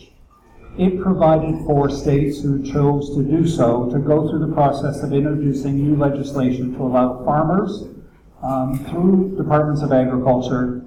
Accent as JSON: {"language": "English", "country": "Canada", "tie": "born or raised there", "moved": "as an adult", "lives_now": "Berks County, Pennsylvania, United States", "said": "I was born in Canada"}